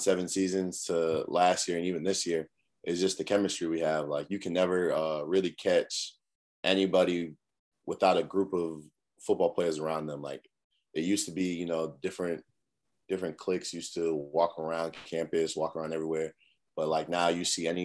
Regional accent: Cambridge, Massachusetts, United States; now in South Carolina, United States; I'm from Cambridge, Massachusetts, up north, real cold

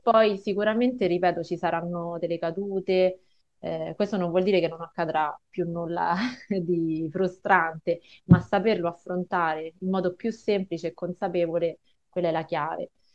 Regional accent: Rome, Lazio, Italy; io sono di Roma

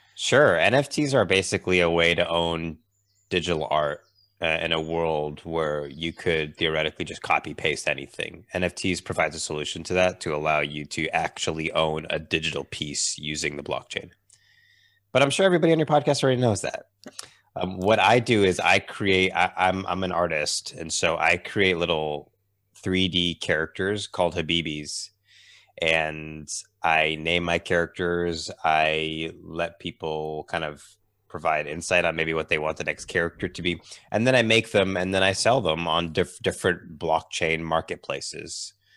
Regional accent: Massachusetts, United States; I grew up in Massachusetts in, um, in the U S.

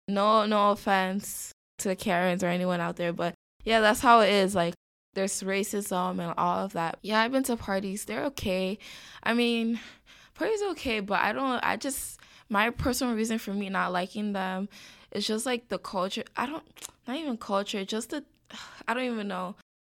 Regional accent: New York City, New York, United States; moved away as an adult; also born or lived in Ithaca, New York; born and raised in the Bronx, elementary, middle, and high school in the Bronx.

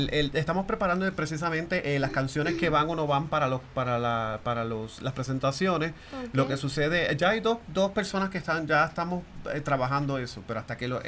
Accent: Puerto Rico; now in Miami, United States; yo resido en Miami. Eh, yo soy de Puerto Rico, llevo 25 años en Miami

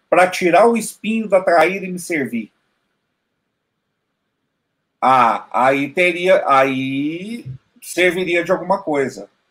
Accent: Minas Gerais, Brazil; Eu sou do sul de Minas

